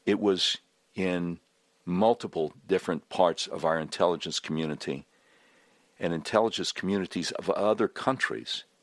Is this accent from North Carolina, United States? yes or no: yes; Charlotte, North Carolina, United States; moved away as an adult; also born or lived in Panama City, Florida / Savannah, Georgia; now in Little Rock, United States; I grew up in Charlotte